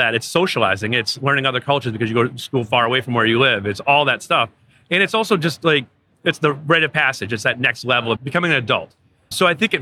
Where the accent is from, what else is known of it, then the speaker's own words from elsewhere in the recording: Waterville, Maine, United States; I grew up in Waterville, Maine, 2.5 miles from Colby College. And I was a townie